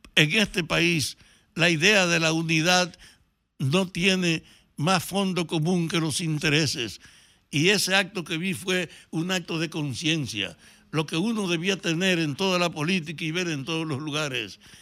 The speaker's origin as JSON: {"language": "Spanish", "town": "Salcedo", "region": "Hermanas Mirabal", "country": "Dominican Republic", "moved": "yes", "said": "me llamaron de mi pueblo, de Salcedo"}